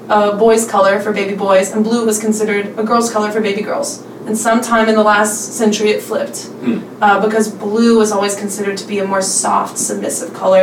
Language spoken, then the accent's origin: English; central Pennsylvania, United States; moved away as an adult; now in Memphis, United States; I grew up in central Pennsylvania, kind of in like Amish country, close to where Penn State University is